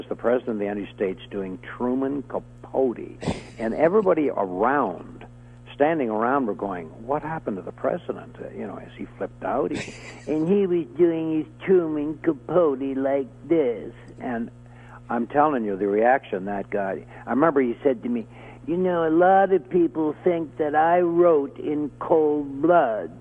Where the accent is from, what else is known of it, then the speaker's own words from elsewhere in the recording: Canada; I'm a Canadian